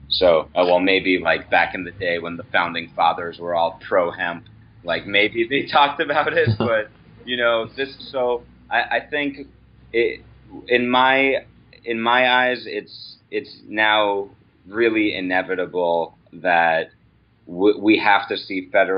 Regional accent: United States; as an American

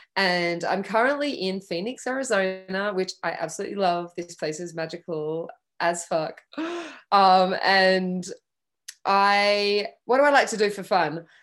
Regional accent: Western Australia, Australia; moved away as an adult; also born or lived in Geraldton, Australia / Perth, Australia / London, United Kingdom; I was born in a really small country town in Western Australia called Geraldton. And we moved to Perth when I was 10.

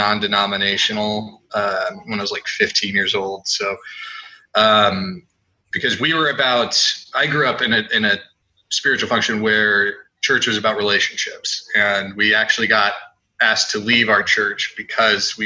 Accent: San Diego, California, United States; also born or lived in Redding, California; I'm from San Diego

